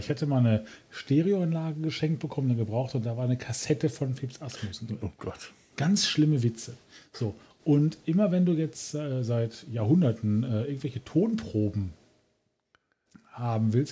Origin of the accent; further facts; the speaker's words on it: Essen, North Rhine-Westphalia, Germany; alter Essener